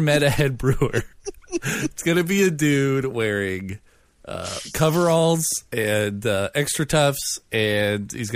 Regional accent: Bremerton, Washington, United States; also born or lived in Silverdale, Washington; now in Seattle, United States; I'm from Bremerton, Silverdale area, which are both in Washington

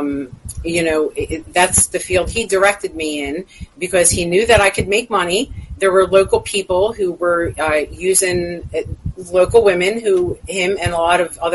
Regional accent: Philadelphia, Pennsylvania, United States; I grew up in South Philadelphia, Pennsylvania

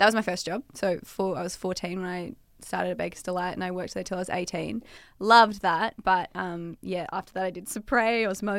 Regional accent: Melbourne, Victoria, Australia; I grew up here in Melbourne.

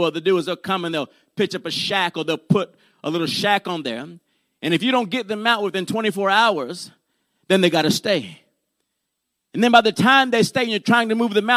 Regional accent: Puerto Rico; I was born in Puerto Rico, and my grandmother and them, they like to practice brujeria and santeria

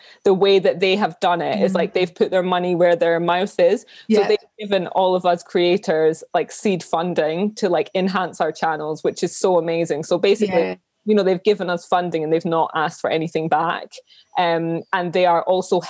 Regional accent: Edinburgh, Scotland, United Kingdom; I grew up in Edinburgh. I was born and raised here

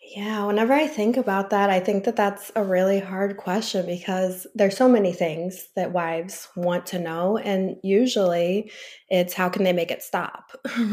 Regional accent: St. Louis, Missouri, United States; also born or lived in Illinois / Florida; I'm originally from the Saint Louis area, and I'm currently in Florida for the winter.

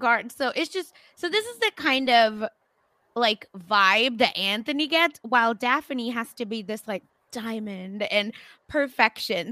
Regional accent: India; I'm Indian

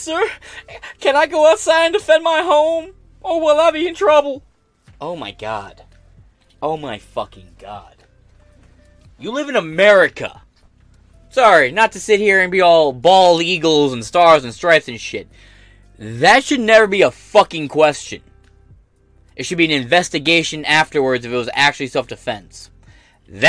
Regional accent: United States; as an American

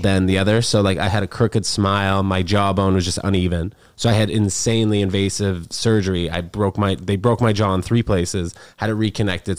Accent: New York, United States; growing up in New York

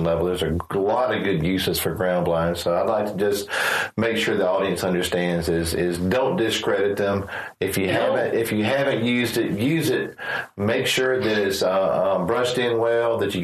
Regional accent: South Carolina, United States; I am from South Carolina, it's always so hot

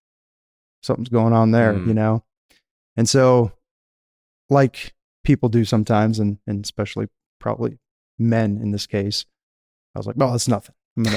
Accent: Michigan, United States; you know, I grew up in Michigan. You could say the country. I wasn't in a city center. I was, you know, outside of town.

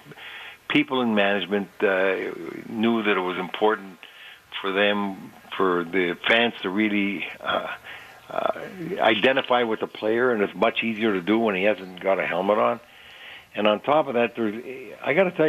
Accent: Canada; moved away; we were Canadian citizens, Bill and I and George Connick

